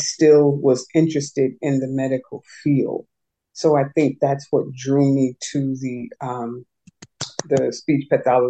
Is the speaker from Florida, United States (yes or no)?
no; New York City, New York, United States; it was pretty interesting living there. It was, you know, it was normal to me. It's my life.